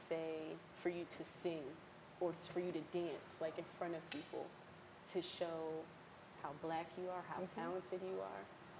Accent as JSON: {"language": "English", "town": "Willingboro", "region": "New Jersey", "country": "United States", "tie": "born or raised there", "said": "Willingboro, I grew up here most of my life."}